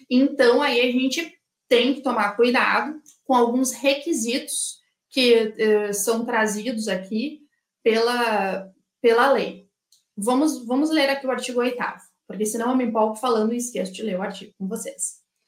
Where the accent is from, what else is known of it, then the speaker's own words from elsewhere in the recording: Rio Grande do Sul, Brazil; Eu sou aqui do Rio Grande do Sul